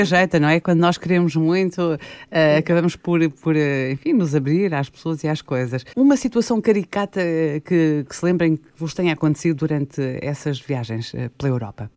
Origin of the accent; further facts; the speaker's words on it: Guinea-Bissau; eu sou guineense também, eu nasci na Guiné-Bissau